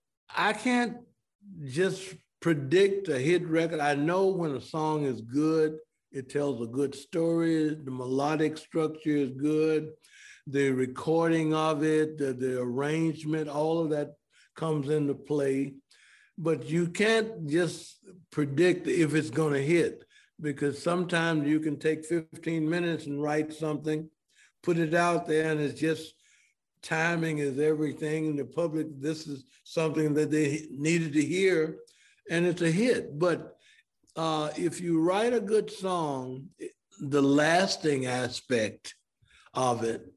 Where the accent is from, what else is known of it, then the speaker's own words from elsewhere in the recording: Memphis, Tennessee, United States; now in Atlanta, United States; Growing up in Memphis